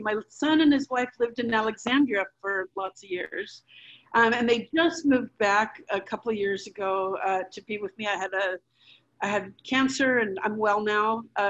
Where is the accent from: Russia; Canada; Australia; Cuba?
Cuba; Havana; but I was born in Havana and we grew up there until we had to leave in early 1961, Valentine's Day.